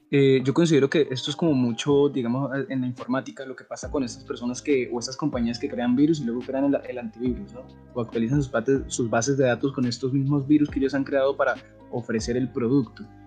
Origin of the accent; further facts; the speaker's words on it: Colombia; como buenos colombianos